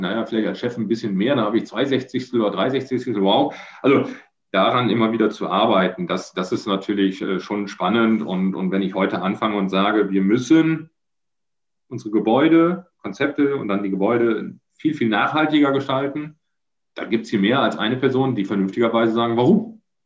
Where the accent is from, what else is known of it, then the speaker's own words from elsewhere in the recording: Germany; Dann hören sie erstmal nur den, den Deutschen und als ich dann Niederlands prate